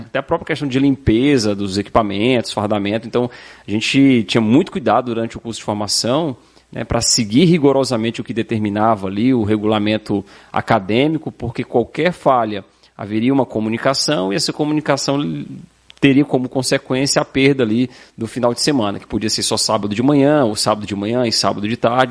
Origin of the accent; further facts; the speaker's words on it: Fortaleza, Ceará, Brazil; moved away as an adult; also born or lived in Santa Catarina; now in Balneário Camboriú, Brazil; Polícia Militar do Estado do Ceará, que é o meu estado de origem, meu estado natal